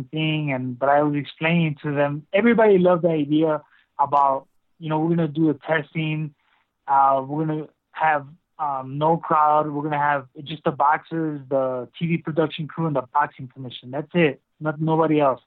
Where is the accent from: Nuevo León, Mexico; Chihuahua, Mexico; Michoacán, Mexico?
Michoacán, Mexico; Pátzcuaro; here in my hometown of Pátzcuaro, Michoacán